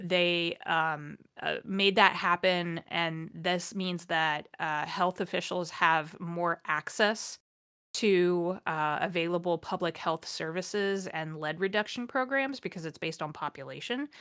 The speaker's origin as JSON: {"language": "English", "region": "Ohio", "country": "United States", "tie": "born or raised there", "said": "My home state of Ohio"}